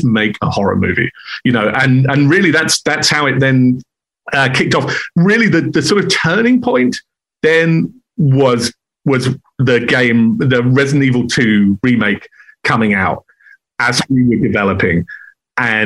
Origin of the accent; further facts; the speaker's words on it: England, United Kingdom; now in Los Angeles, United States; I'm half German. I'm English. We're outsiders